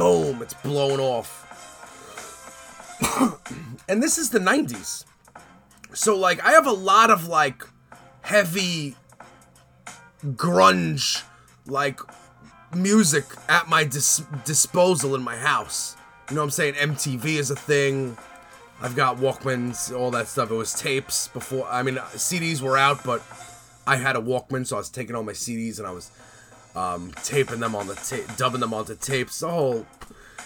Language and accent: English; New York City, New York, United States; I'm from Canarsie, the Floss